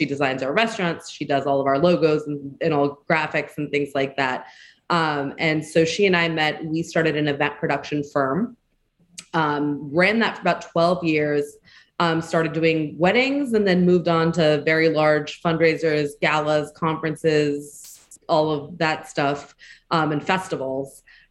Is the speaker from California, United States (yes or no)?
yes; Orange County, California, United States; moved away as an adult; also born or lived in Washington, D.C.; born and raised in Orange County, not quite LA, but, you know, we got our claim to fame when the OC came out.